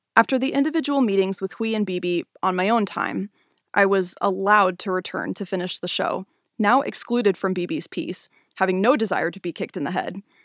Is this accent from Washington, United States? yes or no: yes; Spokane, Washington, United States; moved away as an adult; now in Portland, United States; I grew up in Spokane, Washington, where I started dancing when I was six